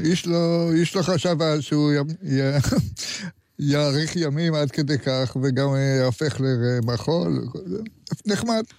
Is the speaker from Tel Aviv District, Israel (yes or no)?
yes; Tel Aviv, Tel Aviv District, Israel; also born or lived in Jerusalem; תל אביבי לא כל חיי, אבל אני יליד תל אביב